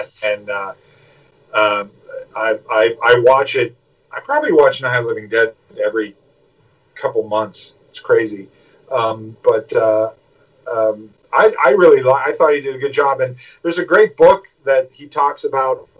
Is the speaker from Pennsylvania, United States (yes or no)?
yes; Pittsburgh, Pennsylvania, United States; I'm from Pittsburgh